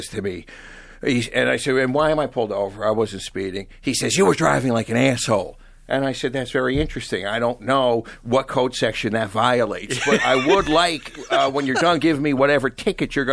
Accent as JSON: {"language": "English", "area": "Long Island", "region": "New York", "country": "United States", "moved": "yes", "lives_now": "California, United States", "said": "I was from Long Island. I thought I was the shit in my Formula Firebird, and then I moved to California"}